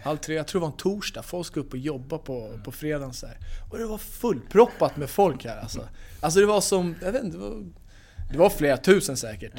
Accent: Stockholm, Stockholm County, Sweden; also born or lived in Los Angeles, United States / Manchester, United Kingdom; now in Skellefteå, Sweden; jag är från Stockholm

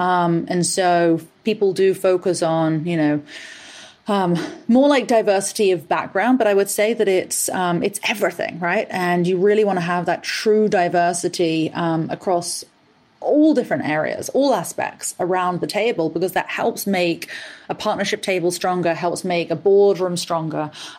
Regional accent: England, United Kingdom; accent: mishmash of American, Australian, and English; now in United States; You are absolutely right that I am originally from England. My father is actually Australian and has been an entrepreneur since he was about 16 years old. He moved to England and I grew up there, but I've actually been in the US now for 10 years.

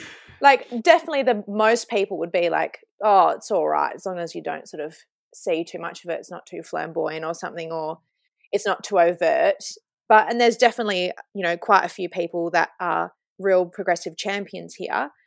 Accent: Kalgoorlie, Western Australia, Australia; I was born in Kalgoorlie Hospital and grew up here

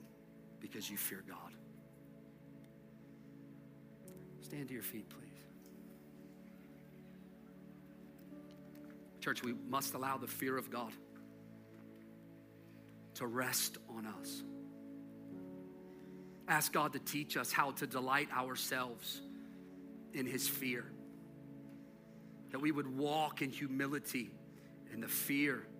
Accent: United States; we as American Christians

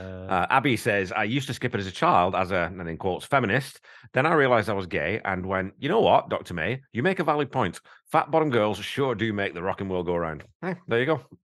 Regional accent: Wigan, North West England, United Kingdom; I'm from Wigan. I'm a fucking coal mining family from Wigan

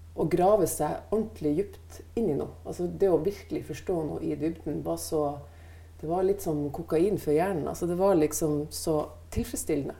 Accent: Northern Norway, Norway; moved away; de omgivelsene som jeg vokste opp med i Nord-Norge

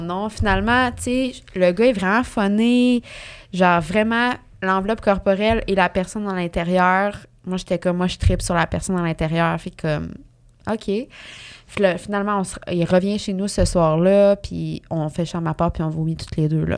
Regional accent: Mauricie, Quebec, Canada; moved away as an adult; on vient de la, de la Mauricie toutes les deux

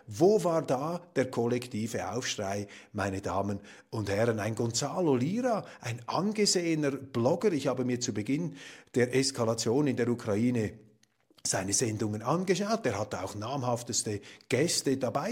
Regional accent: Switzerland; als Schweizer, die wir es uns gewohnt sind, eher in kleinräumigen Verhältnissen zu denken

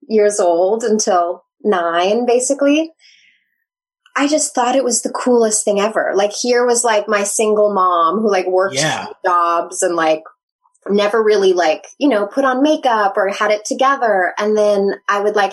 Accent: Nevada, United States; moved away; I grew up in Lake Tahoe

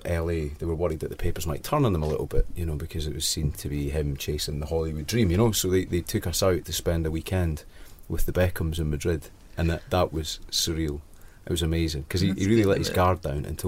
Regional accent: Scotland, United Kingdom; being Scottish.

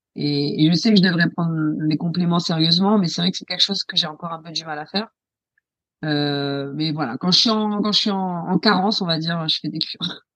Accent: France; moved away as an adult; also born or lived in Paris; now in England, United Kingdom; moi, je suis française

